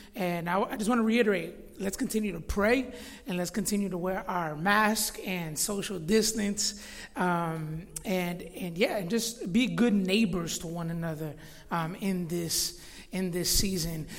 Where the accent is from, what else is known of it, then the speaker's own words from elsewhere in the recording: Florida, United States; moved away as an adult; now in Chicago, United States; I actually grew up in Florida. Right now I'm 31 years old, but I moved to Chicago when I was 19 years old in 2008.